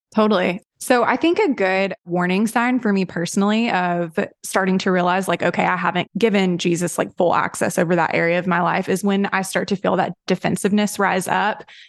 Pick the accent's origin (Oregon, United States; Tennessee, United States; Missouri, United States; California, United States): Tennessee, United States; I grew up in a very, like, Southern Baptist-y sort of, I'm from Tennessee